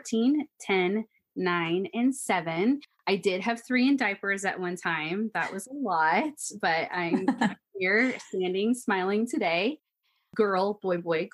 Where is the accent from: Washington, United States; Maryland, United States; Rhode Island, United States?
Washington, United States; moved away as an adult; I'm from Washington State